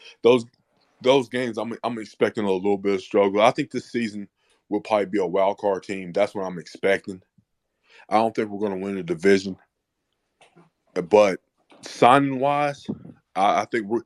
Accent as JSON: {"language": "English", "town": "East Cleveland", "region": "Ohio", "country": "United States", "moved": "yes", "lives_now": "Charleston, United States", "said": "I'm from East Cleveland"}